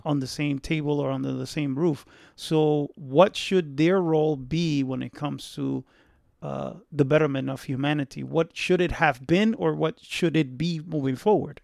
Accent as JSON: {"language": "English", "country": "Dominican Republic", "tie": "born or raised there", "said": "I was born in the Dominican Republic"}